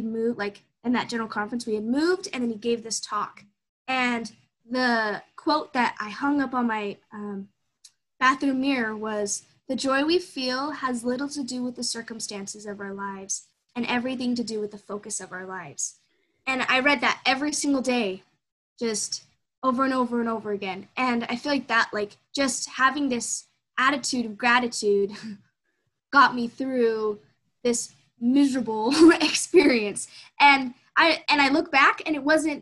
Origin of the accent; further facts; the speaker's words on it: Show Low, Arizona, United States; moved away; also born or lived in Red Mesa, Arizona; And I had grown up and was born and raised in Sholo, Arizona.